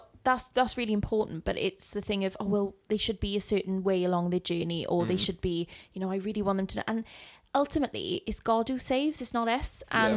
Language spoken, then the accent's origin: English; Wales, United Kingdom; I was brought up in church in Wales, and I just remember loving Christ.